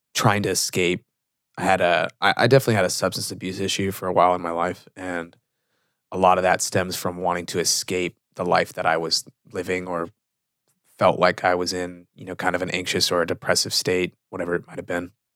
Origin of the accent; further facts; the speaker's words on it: Fremont, California, United States; moved away; I grew up in the Bay Area, California. So in between Oakland and San Jose, city called Fremont.